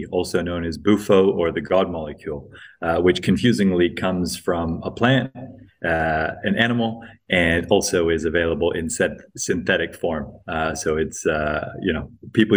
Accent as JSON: {"language": "English", "region": "Hawaii", "country": "United States", "tie": "born or raised there", "also_born_or_lived": "Greece", "said": "I was born in Greece to quite hippie parents, raised predominantly in the US, in Hawaii"}